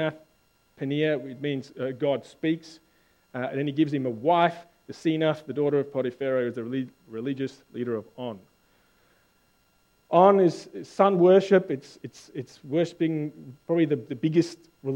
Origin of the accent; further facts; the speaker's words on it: South Africa; now in Australia; I'm South African